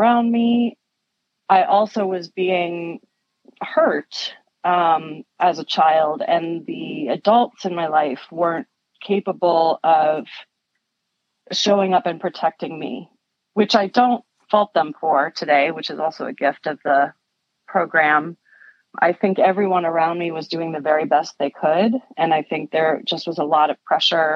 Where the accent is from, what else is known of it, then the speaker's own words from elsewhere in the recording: Connecticut, United States; I grew up in Connecticut, a town that was really beautiful